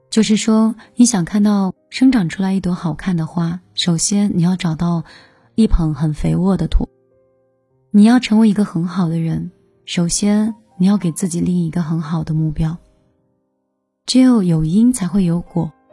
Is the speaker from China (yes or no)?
yes; China; 这个就是我们中国人的性情